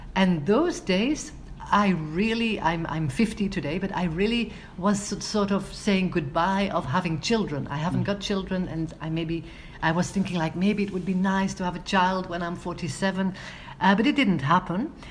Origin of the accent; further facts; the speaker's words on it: Antwerp, Flanders, Belgium; my hometown of Antwerp